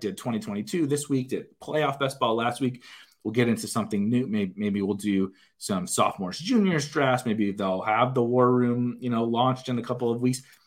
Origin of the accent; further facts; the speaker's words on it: St. Louis, Missouri, United States; I am born and raised in Saint Louis